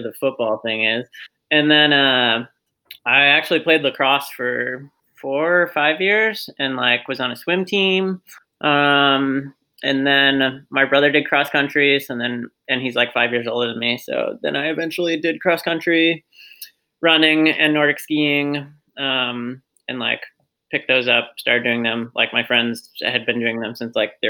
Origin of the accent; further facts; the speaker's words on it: Queensbury, New York, United States; Grew up in upstate New York, Queensbury, which is like the foothills of the Adirondacks